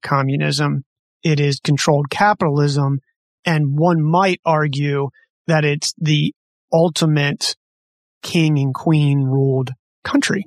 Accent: United States; as an American kid

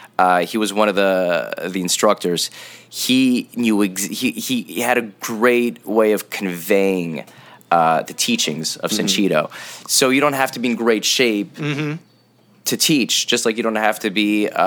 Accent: Montreal, Quebec, Canada; we're from Montreal, so there's snow

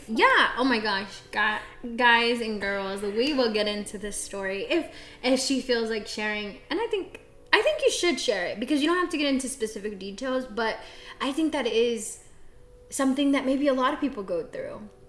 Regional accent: Central Texas, United States; also born or lived in Xochitepec, Morelos, Mexico; I am a Texas girl. I was raised in Central Texas, a little small town, but I'm originally from Xochitepec, Morelos.

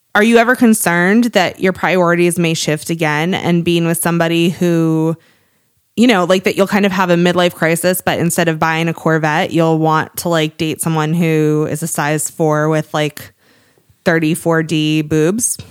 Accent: Cape Cod, Massachusetts, United States; moved away; I am from Cape Cod

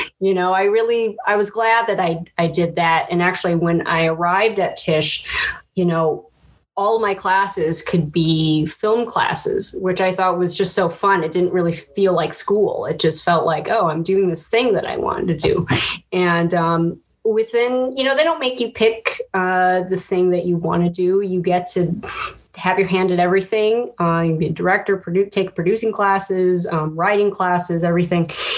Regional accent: Chicago, Illinois, United States; So I'm from Chicago. I'm born and raised

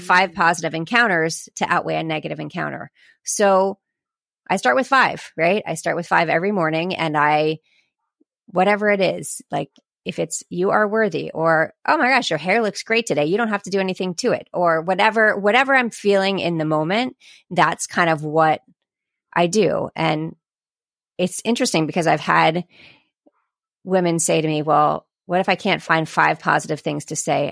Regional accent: Sarasota, Florida, United States; I am from Sarasota, Florida

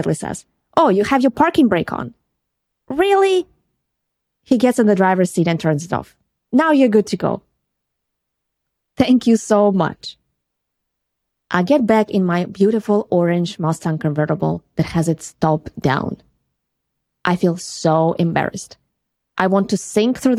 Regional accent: Ukraine; moved away as an adult; now in California, United States; my accent. We are from Ukraine.

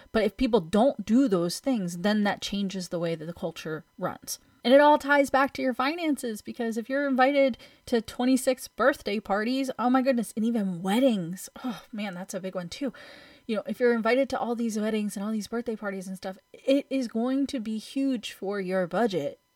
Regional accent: United States

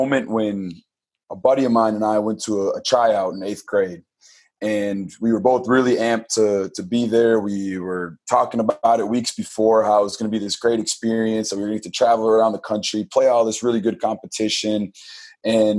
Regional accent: Pewaukee, Wisconsin, United States; the community that I grew up in Pewaukee, Wisconsin

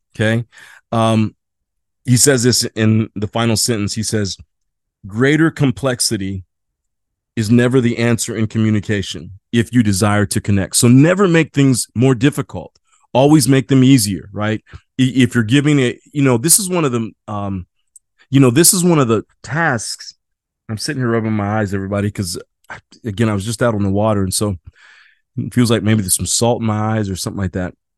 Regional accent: Midwest, United States; now in San Diego, United States; living in San Diego, I'm from the Midwest

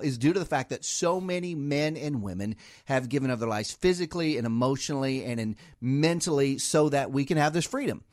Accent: Ohio, United States; now in Washington metro area, United States; we're both from Ohio

